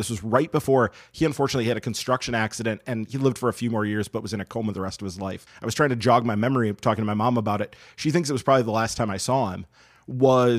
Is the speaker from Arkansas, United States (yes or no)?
no; Madison, Wisconsin, United States; I grew up in the Madison area